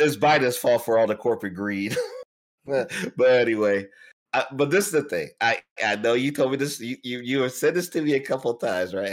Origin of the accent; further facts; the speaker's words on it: Texas, United States; I'm from Texas